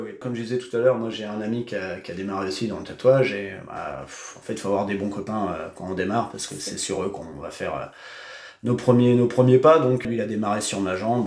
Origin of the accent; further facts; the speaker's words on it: Cherbourg, Normandy, France; also born or lived in Réunion; je suis né à Cherbourg, j'ai vécu euh, toute ma vie, euh, enfin quasiment toute ma vie à Cherbourg.